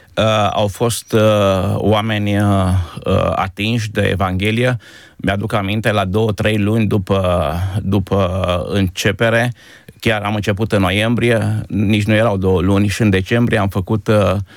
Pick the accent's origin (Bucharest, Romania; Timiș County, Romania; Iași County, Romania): Timiș County, Romania; Timișoara; moved away as an adult; also born or lived in Izvin; now in Krems, Austria; la origine sunt de la Izvin, o aruncătoră de piatră de Timișoara. Am, am făcut școala și m-am format ca om în Timișoara